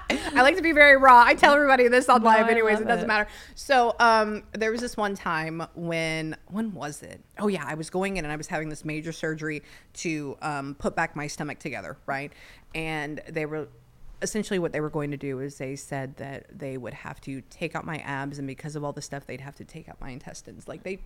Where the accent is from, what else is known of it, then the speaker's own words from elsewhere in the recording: Pasadena, California, United States; technically I'm like half Mexican, right? Because I grew up in Pasadena.